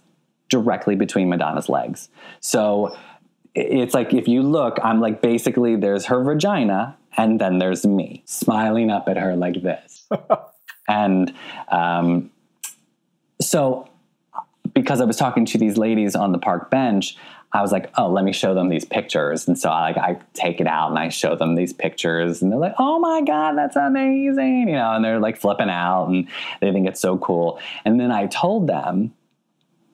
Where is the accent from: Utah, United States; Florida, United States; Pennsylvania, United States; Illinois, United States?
Pennsylvania, United States; Philadelphia; moved away; Philadelphia. You know, it's my hometown